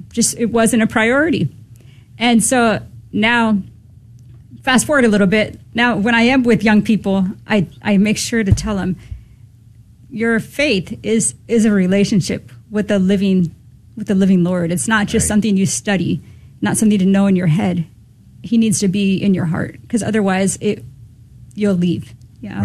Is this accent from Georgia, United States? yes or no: no; Southern California, United States; I was born and raised in Southern California